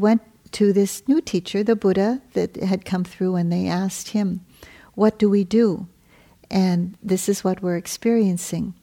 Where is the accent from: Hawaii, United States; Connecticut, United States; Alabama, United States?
Hawaii, United States; I come from Hawaii